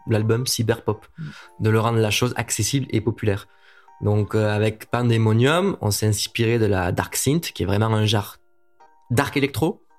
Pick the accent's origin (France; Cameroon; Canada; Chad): France; Montpellier, Occitania; now in Paris, France; à la base je suis de Montpellier